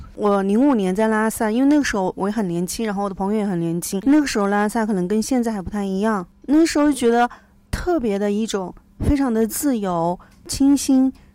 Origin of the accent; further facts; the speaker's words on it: Hubei, China; moved away as an adult; also born or lived in Chongqing / Lhasa / Auroville, India / Dali; 我是湖北人